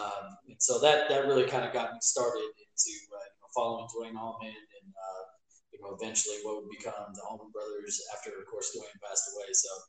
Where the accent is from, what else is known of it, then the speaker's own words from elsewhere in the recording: Lexington, Kentucky, United States; I'm from Lexington, Kentucky originally. Went to Henry Clay, graduated in 2001.